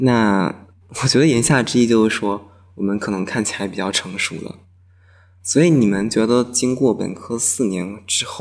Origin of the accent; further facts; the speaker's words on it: Fujian, China; moved away as an adult; now in Beijing, China; 因为我是一个福建人。